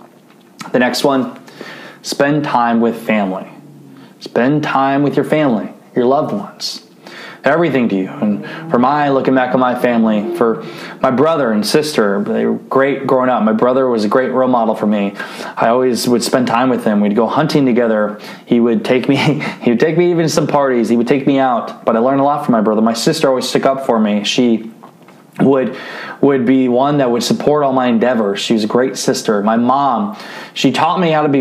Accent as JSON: {"language": "English", "region": "Northeast Iowa", "country": "United States", "tie": "born or raised there", "said": "I grew up in Iowa. So we talk a little different in Northeast Iowa"}